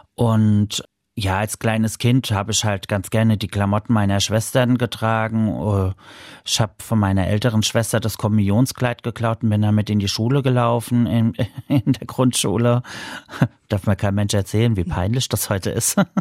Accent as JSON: {"language": "German", "town": "Mainz", "region": "Rhineland-Palatinate", "country": "Germany", "said": "Ich komme aus Mainz"}